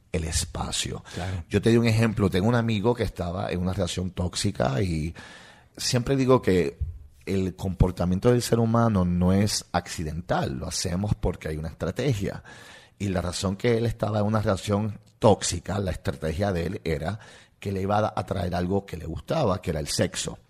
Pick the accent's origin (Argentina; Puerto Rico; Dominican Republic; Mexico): Puerto Rico; accent: Puerto Rican; first language English; Spanish is a second language; moved away; also born or lived in New York; Yo, nací en New York, mis padres son de Rusia y me crié en Puerto Rico